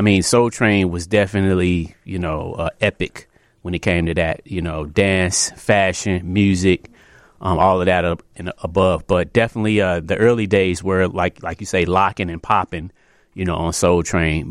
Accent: Chicago, Illinois, United States; I'm, uh, born and raised here in Chicago. Um, I come from the Southeast side

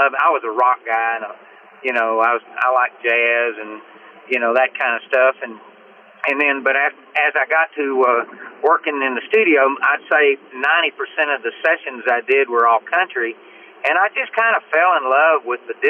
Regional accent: Nacogdoches, Texas, United States; moved away; also born or lived in Nashville; I grew up in East Texas in a little town called Nacogdoches, Texas. I was raised on a dairy farm by my aunt and uncle.

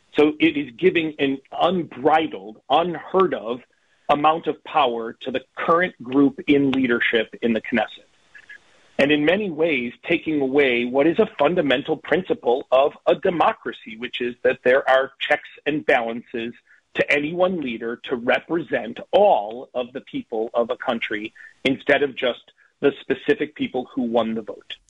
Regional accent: United States; as an American

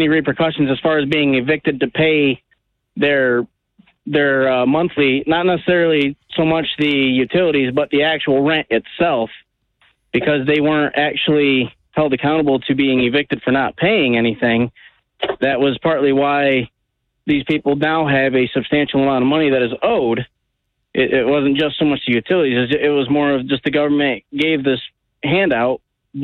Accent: Bellevue, Michigan, United States; I'm from a small town in Bellevue

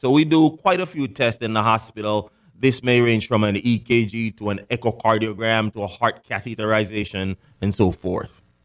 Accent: Jamaica; moved away as an adult; also born or lived in Fort Lauderdale, Florida / Washington, D.C. / Jacksonville, Florida / Arizona; now in South Florida, United States; I was actually born and raised in Jamaica. I moved to America right after high school.

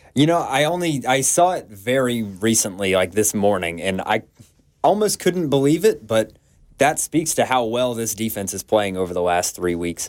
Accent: Atlanta, Georgia, United States; moved away; work in my hometown of Atlanta and be close to my family

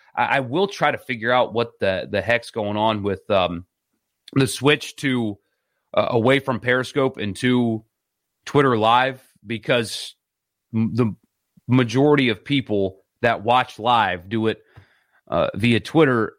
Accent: South Carolina, United States; where I grew up in South Carolina

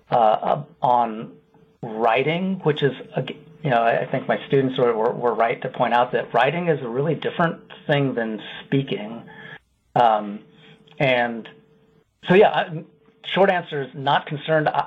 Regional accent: Iowa, United States; I'm from Iowa mostly but have moved around a fair bit. But I love Wisconsin.

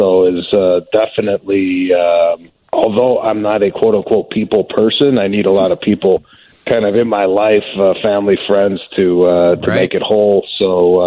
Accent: Chicago, Illinois, United States; growing up in Chicago

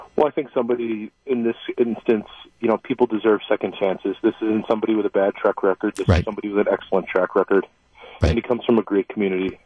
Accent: Oostburg, Wisconsin, United States; now in West Bend, United States; I grew up in Oostburg

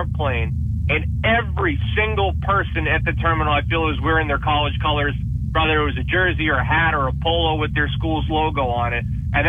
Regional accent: Duxbury, Massachusetts, United States; me and my best friend, Luke DeVosta, who we grew up together in Duxbury, we went to school together in Alabama

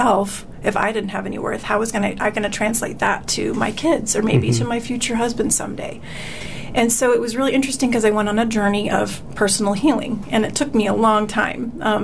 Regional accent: Tucson, Arizona, United States; Born and raised in Tucson

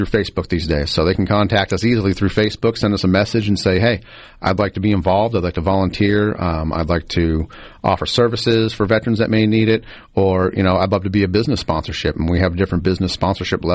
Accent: Boston, Massachusetts, United States; moved away as an adult; now in Mississippi, United States; I'm originally from Boston

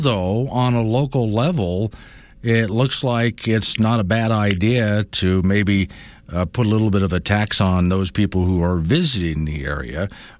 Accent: Florida, United States; now in Wyoming, United States; I grew up in Florida.

